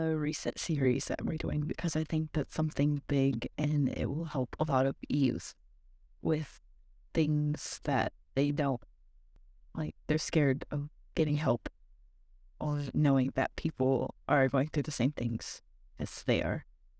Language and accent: English; Quinault Indian Nation, Washington, United States; I am from the Quinault Indian Nation.